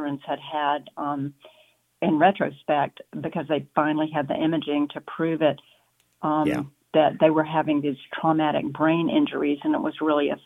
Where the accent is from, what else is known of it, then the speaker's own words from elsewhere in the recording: South Carolina, United States; moved away; I grew up in South Carolina